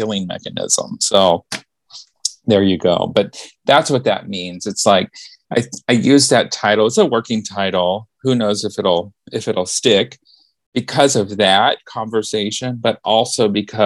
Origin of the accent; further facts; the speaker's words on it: Memphis, Tennessee, United States; I was born in Memphis